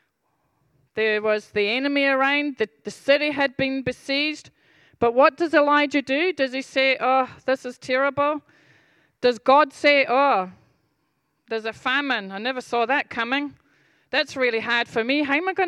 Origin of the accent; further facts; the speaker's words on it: Scotland, United Kingdom; I'm Scottish